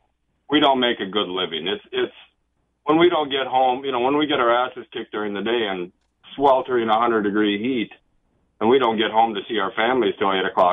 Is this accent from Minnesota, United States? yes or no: yes; Minnesota, United States; I'm from Minnesota